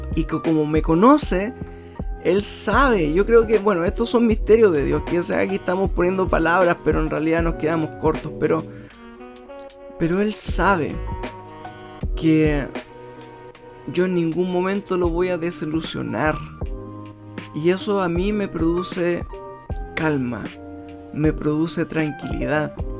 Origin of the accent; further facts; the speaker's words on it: Chile; en mi país